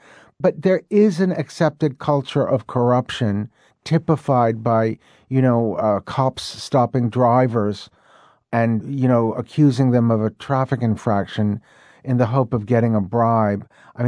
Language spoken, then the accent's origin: English; New York City, New York, United States; now in Mexico City, Mexico; although I was born and raised in New York, unlike a lot of people from the Big Apple, I never was convinced that it was the be-all, end-all of the universe.